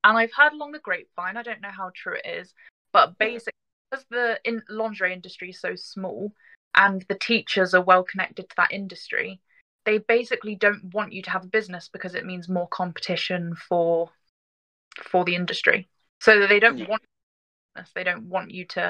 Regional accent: Glastonbury, South West England, United Kingdom; I grew up in Glastonbury.

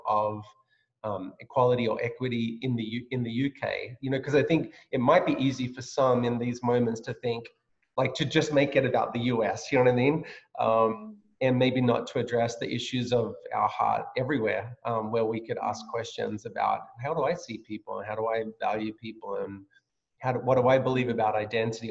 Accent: Australia; moved away as an adult; now in United States; I grew up in Australia, as you know, so and then this is my this is my home now, and I'm a, I'm I've been adopted as a US citizen

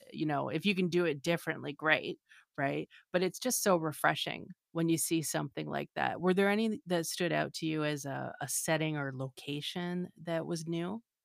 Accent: Canada; now in Los Angeles, United States; I'm a writer and a director currently living in Los Angeles. I'm originally from Canada

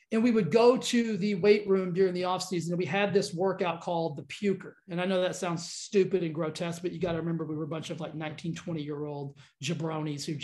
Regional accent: Texas, United States; growing up in Texas

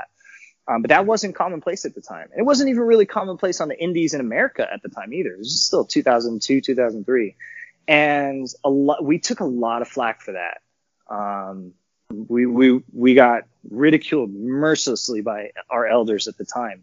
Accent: Los Angeles, California, United States; in Los Angeles in my hometown.

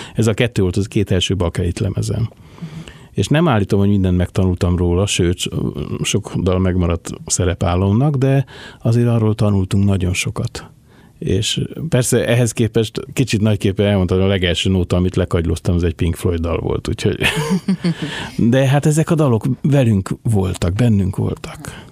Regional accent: Budapest, Hungary; also born or lived in Buda / Rákospalota / Angyalföld; én ott születtem

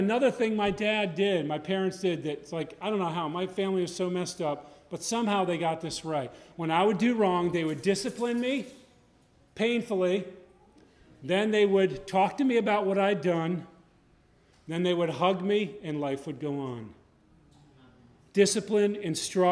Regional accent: Connecticut, United States; I grew up in Connecticut.

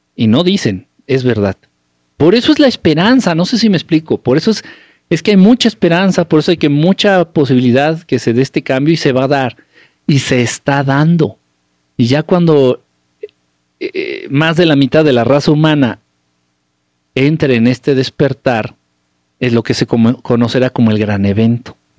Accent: Mexico; also born or lived in Mexico City; now in United States; soy de México

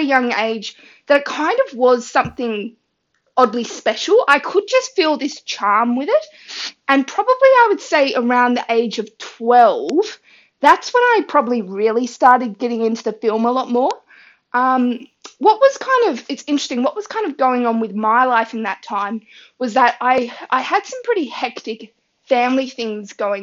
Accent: Tasmania, Australia; from Tasmania, Australia

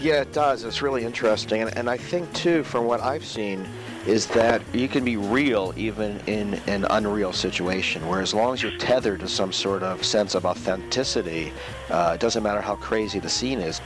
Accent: Maryland, United States; also born or lived in Northern Virginia; I'm from Northern Virginia and then Maryland

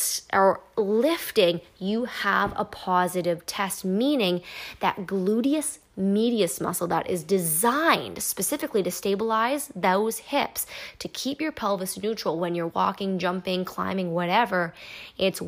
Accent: Canada; I am Canadian.

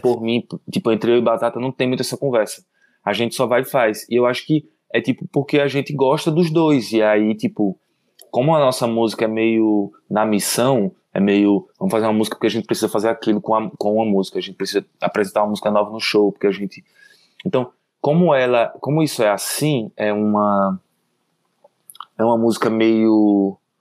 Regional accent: Maceió, Alagoas, Brazil; also born or lived in Garanhuns, Pernambuco; now in São Paulo, Brazil; eu nasci em Maceió. Aí quando eu tinha uns dois anos, eu, um ano assim, eu fui para Garanhuns

